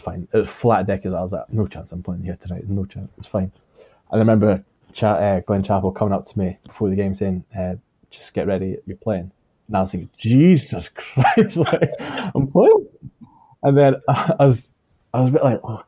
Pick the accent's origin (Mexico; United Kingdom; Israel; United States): United Kingdom; Scotland; being Scottish